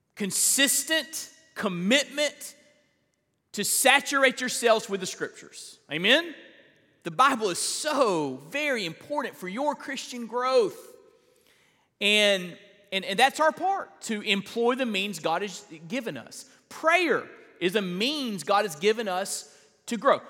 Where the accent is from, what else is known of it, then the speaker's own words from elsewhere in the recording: Perry, Florida, United States; I grew up in Perry, Florida